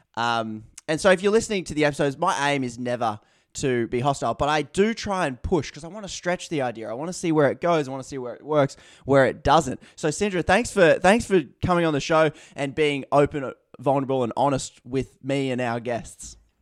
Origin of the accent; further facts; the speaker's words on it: Newcastle, New South Wales, Australia; my hometown, Newcastle.